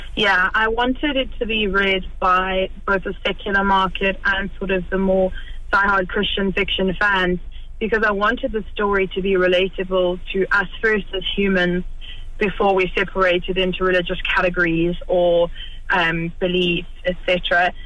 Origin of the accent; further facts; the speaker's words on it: South Africa; moved away as an adult; now in Kilkenny, Ireland; I grew up in South Africa